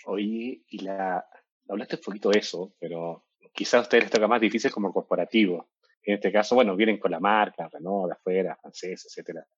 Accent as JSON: {"language": "Spanish", "country": "Chile", "tie": "born or raised there", "also_born_or_lived": "Peru", "moved": "yes", "lives_now": "Mexico", "said": "yo nací en Chile, viví, en Perú, acá en México y llevo como 12 años"}